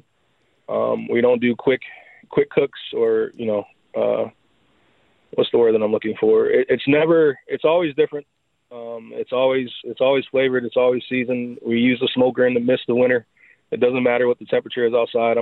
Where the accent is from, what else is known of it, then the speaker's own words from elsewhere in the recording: Miami, Florida, United States; moved away; I'm from Miami, Florida